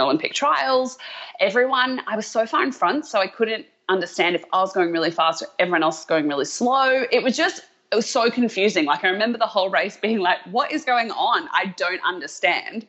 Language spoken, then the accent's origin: English; Australia; moved away as an adult; also born or lived in America; now in United States; as an Australian who loves an underdog